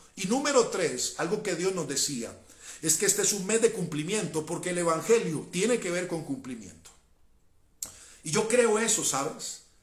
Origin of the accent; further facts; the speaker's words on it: Cali, Valle del Cauca, Colombia; yo soy caleño